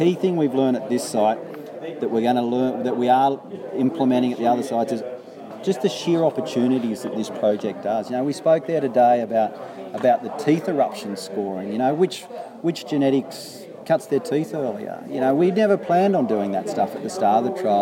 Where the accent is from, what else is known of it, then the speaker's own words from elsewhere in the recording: New South Wales, Australia; I come from New South Wales.